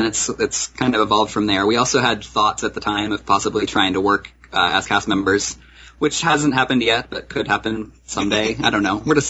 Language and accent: English; Colorado, United States; moved away as an adult; also born or lived in New York; now in California, United States; we're from Colorado originally.